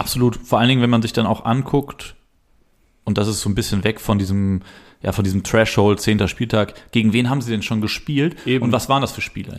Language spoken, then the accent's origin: German; Cologne, North Rhine-Westphalia, Germany; als Kölner